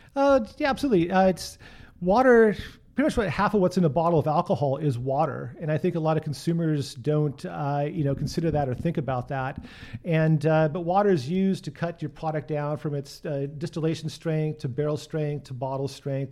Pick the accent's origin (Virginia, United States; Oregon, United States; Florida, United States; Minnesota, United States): Oregon, United States; Portland; I was born and raised here in Portland